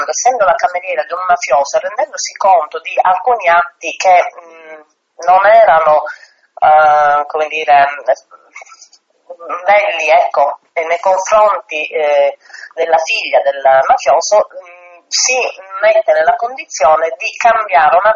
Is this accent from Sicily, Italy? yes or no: yes; Sicily, Italy; io sono siciliana